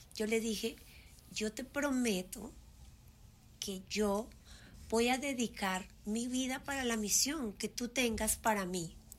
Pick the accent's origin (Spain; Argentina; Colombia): Colombia; moved away as an adult; also born or lived in Puerto Rico; now in United States; yo crecí y me fui de Colombia muy joven, a los 19 años